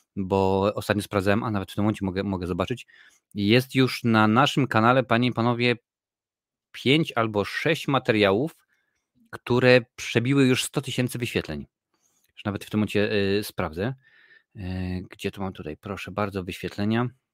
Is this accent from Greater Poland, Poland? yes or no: no; Tarnów, Lesser Poland, Poland; now in Ireland; ja pochodzę z Tarnowa, który jest małym miastem